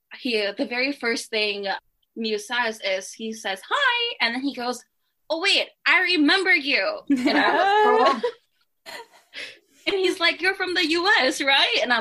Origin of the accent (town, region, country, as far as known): United States